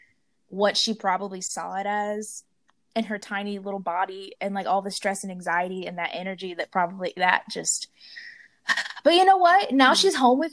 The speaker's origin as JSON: {"language": "English", "town": "Blacksburg", "region": "Virginia", "country": "United States", "tie": "born or raised there", "moved": "yes", "lives_now": "New Orleans, United States", "said": "I grew up in Blacksburg, Virginia"}